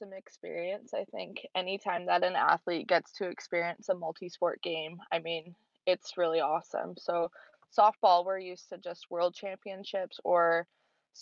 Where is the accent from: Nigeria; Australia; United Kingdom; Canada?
Canada; White Rock, British Columbia; I'm from White Rock, British Columbia. I grew up here. I have lived in the same house my entire life